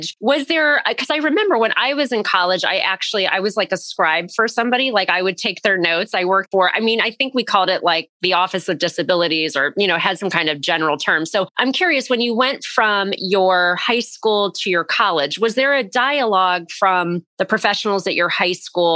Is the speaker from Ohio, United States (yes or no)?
yes; Northeast Ohio, United States; I'm from Northeast Ohio.